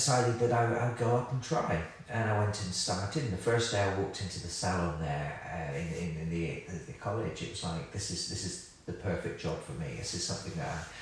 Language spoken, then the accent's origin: English; Somerset, South West England, United Kingdom; accent: West Country twang; moved away as an adult; also born or lived in Birmingham; because I'm from Somerset, which you can probably hear in my voice